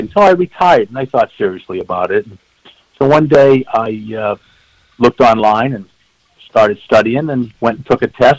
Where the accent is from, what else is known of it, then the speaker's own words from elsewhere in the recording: Lynnfield, Massachusetts, United States; I grew up in the North Shore of Massachusetts in Lynnfield